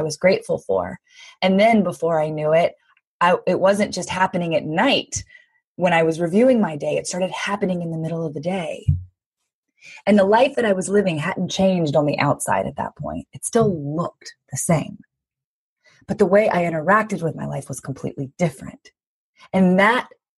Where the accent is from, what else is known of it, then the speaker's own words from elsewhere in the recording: Louisiana, United States; I grew up in the South in the US, but in Louisiana